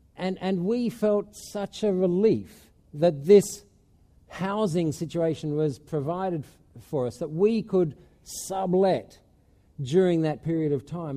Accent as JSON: {"language": "English", "country": "Australia", "moved": "as an adult", "lives_now": "Spain", "said": "at home in Australia"}